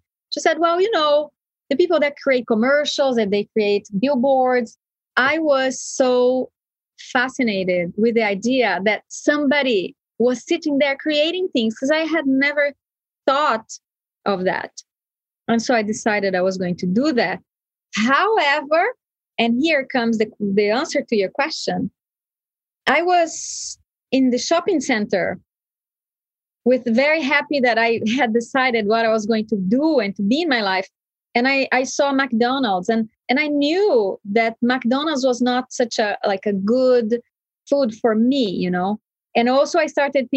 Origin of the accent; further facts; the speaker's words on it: Brazil; where I was brought up in Brazil